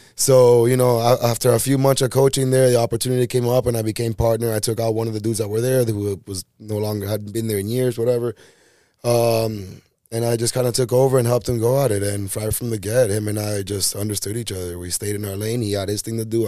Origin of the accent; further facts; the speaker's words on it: Miami, Florida, United States; I'm from Miami original back in the day. You know, yeah. Like I was born and raised here